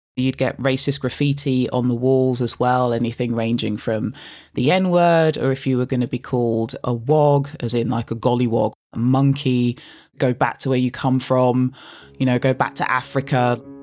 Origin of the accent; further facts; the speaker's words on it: London, United Kingdom; I was growing up in Canning Town, the most fun that I would have would always be being out with friends that I grew up with on the housing estate that was home, that still is home to this day.